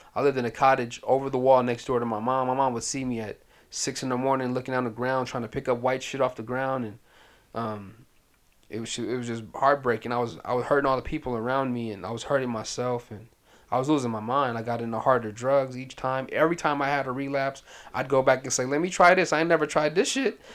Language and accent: English; Pasadena, California, United States; also born or lived in Sudan / Washington, D.C.; we've been in Pasadena, California ever since uh, 80, 87.